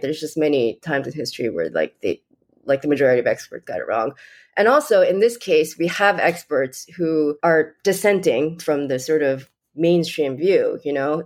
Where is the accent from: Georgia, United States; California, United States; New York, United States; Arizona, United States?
New York, United States; I'm from New York